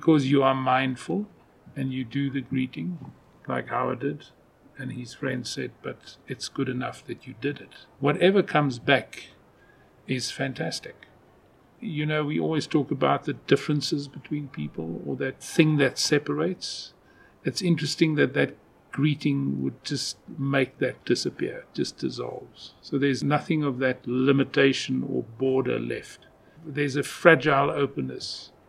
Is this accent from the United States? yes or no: no; Kalahari, Northern Cape, South Africa; moved away; I come from where there's nothing. And I see with my family and my friends up in the Kalahari, Northern Cape